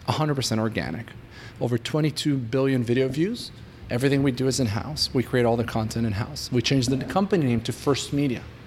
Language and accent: English; Israel; moved away as an adult; now in United States; I was born and raised in Israel. I moved to the US about four years ago